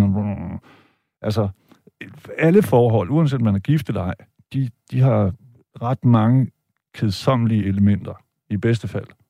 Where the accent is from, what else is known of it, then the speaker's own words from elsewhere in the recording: Vejle, Southern Denmark, Denmark; mig og min bror, da vi voksede op i Vejle i 70'erne